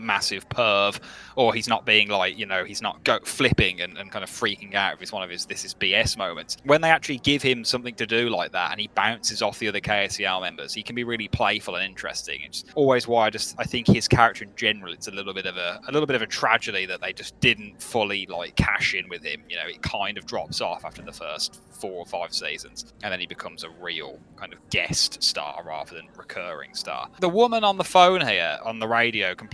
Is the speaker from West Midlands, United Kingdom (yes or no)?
yes; Birmingham, West Midlands, United Kingdom; accent: Brummie; I love having a Brummie accent